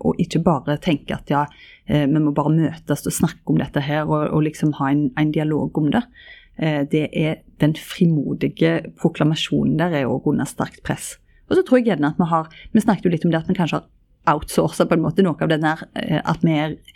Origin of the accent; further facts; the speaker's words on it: Ryfylke, Rogaland, Norway; i Ryfylke, der jeg er ifra